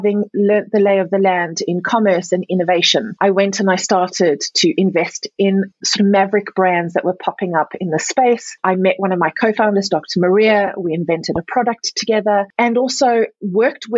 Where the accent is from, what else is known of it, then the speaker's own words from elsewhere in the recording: South Africa; moved away; also born or lived in Europe; I was born and raised in Africa, South Africa specifically, but also Europe.